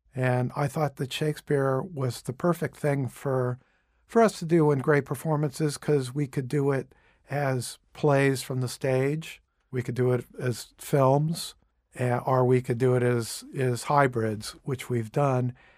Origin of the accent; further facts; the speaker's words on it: Cape Canaveral, Florida, United States; moved away; also born or lived in Boston / New York City; I actually grew up in Cape Canaveral